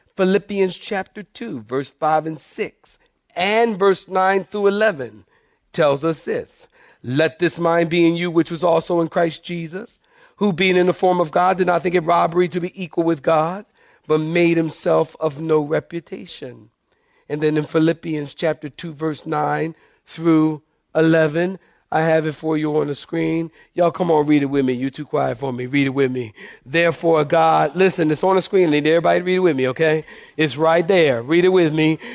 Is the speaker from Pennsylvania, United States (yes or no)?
yes; Philadelphia, Pennsylvania, United States; when I was a kid in Philadelphia, I grew up in Philadelphia